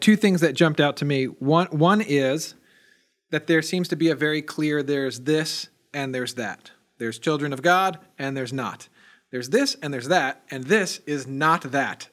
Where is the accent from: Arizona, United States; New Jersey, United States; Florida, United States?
New Jersey, United States; moved away; I grew up in New Jersey